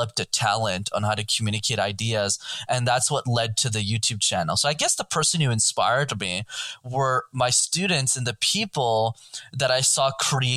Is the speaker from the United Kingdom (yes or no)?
no; Montreal, Quebec, Canada; I grew up in Montreal in Canada